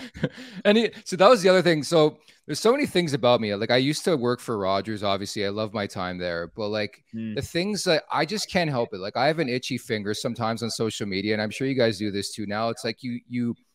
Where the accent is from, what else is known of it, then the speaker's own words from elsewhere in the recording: Montreal, Quebec, Canada; now in Toronto, Canada; I was born in Montreal